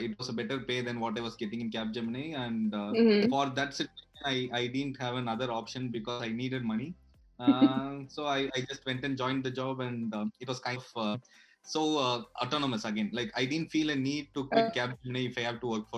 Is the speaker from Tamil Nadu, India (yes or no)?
yes; Madurai, Tamil Nadu, India; moved away as an adult; also born or lived in Chennai / Bangalore; now in Berlin, Germany; I'm from Madurai